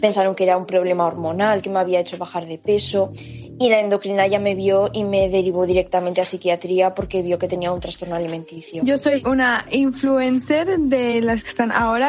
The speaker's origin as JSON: {"language": "Spanish", "region": "Bogotá", "country": "Colombia", "tie": "born or raised there", "moved": "as an adult", "lives_now": "Salamanca, Spain", "said": "nací en Bogotá hace ya muchos años, pero vivo en Salamanca hace 10"}